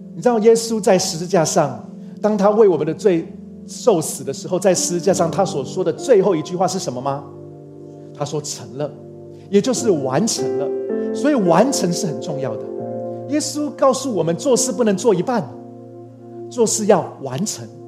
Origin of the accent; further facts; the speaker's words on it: Taiwan; also born or lived in Chiayi; 终于可以放假回来台湾